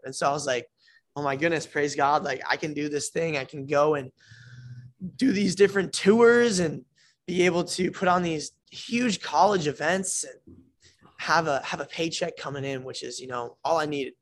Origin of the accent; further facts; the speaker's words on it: Iowa, United States; moved away as an adult; also born or lived in New Jersey; now in Florida, United States; I was born in Jersey, uh, moved to Iowa when I was four, grew up in Iowa my entire life, did elementary, middle